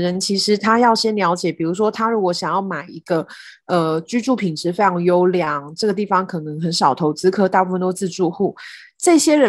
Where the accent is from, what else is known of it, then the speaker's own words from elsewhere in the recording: southern Taiwan, Taiwan; 跟我以前小时候，我是南部人，跟我小时候的认知实在是差很多。